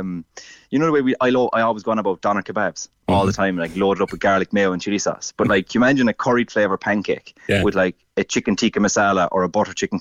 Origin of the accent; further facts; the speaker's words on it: Ireland; as Irish people